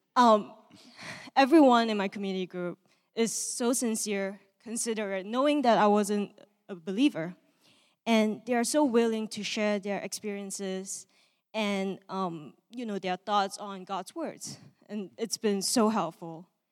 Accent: Malaysia; moved away; I am from Malaysia, and I grew up in a, um, non-religious home.

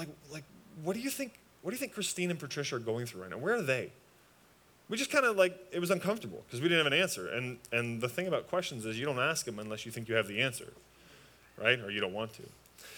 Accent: just outside Toronto, Ontario, Canada; moved away; I'm from Canada, just outside Toronto

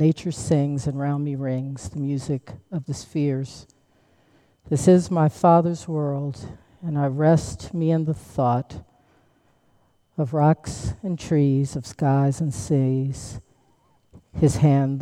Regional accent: United States; I'm from Washington, but my folks are from the great state of Alabama.

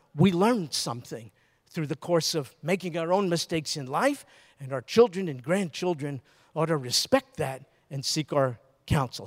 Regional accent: New York, United States; moved away; also born or lived in Baton Rouge; I'm from New York

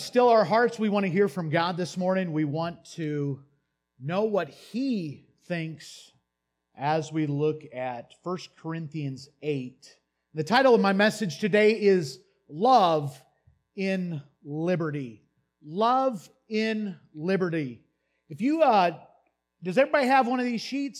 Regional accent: United States; I grew up in the United States

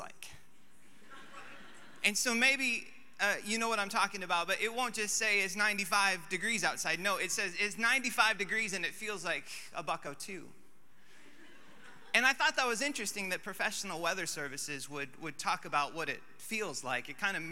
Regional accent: Alaska, United States; moved away; I'm from Alaska

